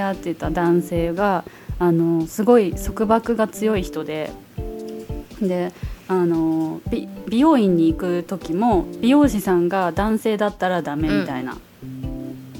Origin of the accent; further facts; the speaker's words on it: Osaka, Japan; also born or lived in Taiwan; 大阪に帰ってきた